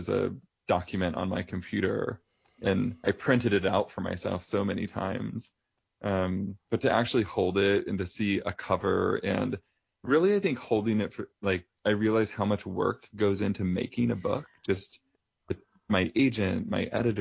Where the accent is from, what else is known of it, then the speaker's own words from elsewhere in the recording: O'Fallon, Missouri, United States; moved away; also born or lived in San Francisco; I'm from Missouri originally